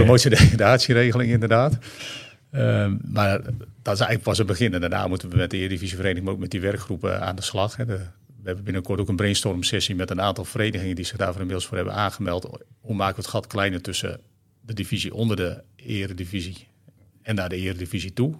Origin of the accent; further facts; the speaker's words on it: Friesland, Netherlands; Vroeger in Friesland, waar ik geboren ben.